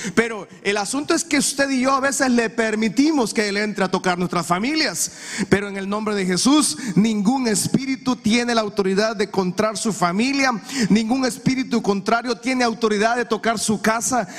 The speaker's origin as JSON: {"language": "Spanish", "country": "Honduras", "said": "Usted y yo como hondureño"}